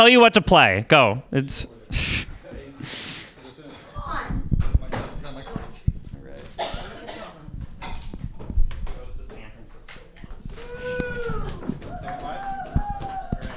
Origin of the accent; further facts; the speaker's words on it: Vermont, United States; I'm from Vermont